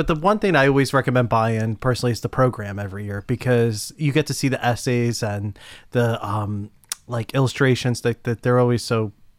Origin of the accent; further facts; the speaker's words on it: New York, United States; as a New Yorker